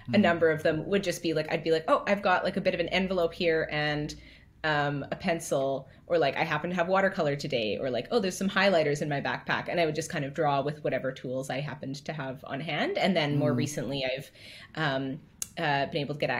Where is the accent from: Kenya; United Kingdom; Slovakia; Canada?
Canada; Alberta; moved away as an adult; now in Halifax, Canada; growing up in Alberta, everything was really spread out